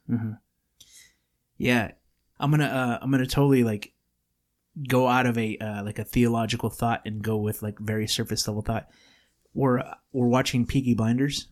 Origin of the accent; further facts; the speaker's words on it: California, United States; we were born in California